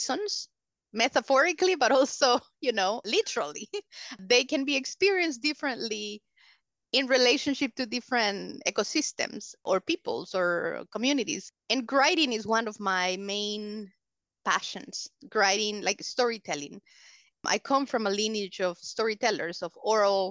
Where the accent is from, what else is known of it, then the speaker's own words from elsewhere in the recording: El Salvador; English is a second language; also born or lived in Honduras / Michigan; So I was born in the other side of the mountains side. But I was raised here in El Salvador